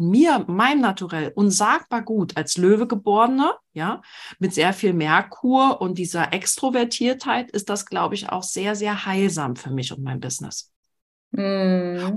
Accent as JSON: {"language": "German", "region": "Berlin", "country": "Germany", "said": "als Berlinerin"}